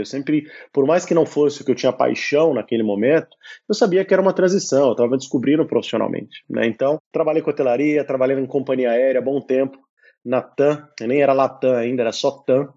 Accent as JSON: {"language": "Portuguese", "region": "São Paulo", "country": "Brazil", "tie": "born or raised there", "also_born_or_lived": "Brasília / Belo Horizonte / Italy", "moved": "as an adult", "lives_now": "Lisbon, Portugal", "said": "eu sou, claro, brasileiro, né? Nasci em São Paulo, morei muito tempo em Brasília também, tive uma temporada em Belo Horizonte quando criança."}